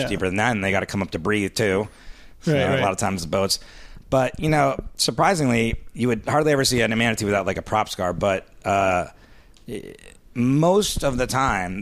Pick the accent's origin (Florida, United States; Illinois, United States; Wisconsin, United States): Florida, United States; Miami; moved away as an adult; also born or lived in Central New York; I'm from Miami originally